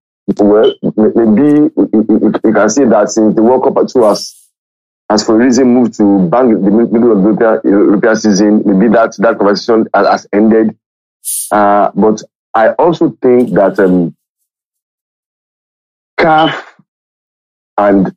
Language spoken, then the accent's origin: English; Nigeria; as a Nigerian